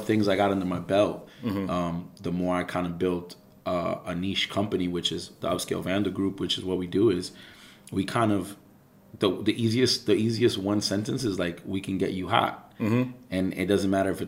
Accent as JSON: {"language": "English", "town": "New York City", "region": "New York", "country": "United States", "tie": "born or raised there"}